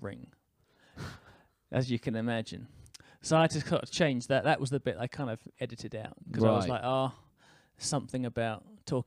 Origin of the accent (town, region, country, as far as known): United Kingdom; now in New Zealand